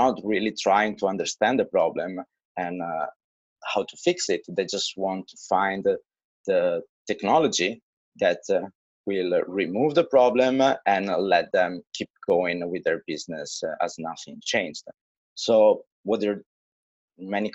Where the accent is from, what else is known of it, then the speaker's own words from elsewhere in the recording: Italy; now in China; I come from Italy